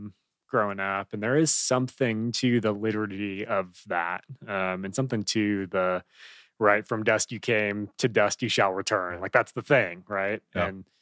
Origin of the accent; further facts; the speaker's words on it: Chicago, Illinois, United States; So I grew up in Chicago, and it was like, that was the thing.